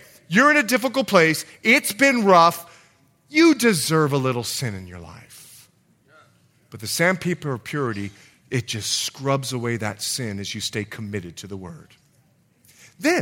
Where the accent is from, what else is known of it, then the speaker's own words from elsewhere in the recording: Bahamas; also born or lived in Montana / California; now in United States; I'm from the Bahamas.